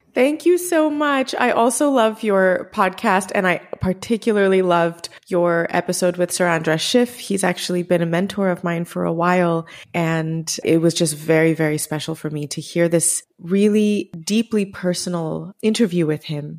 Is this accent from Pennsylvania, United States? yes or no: no; Chicago, Illinois, United States; Growing up in Chicago, I think I was probably the only Indian in my class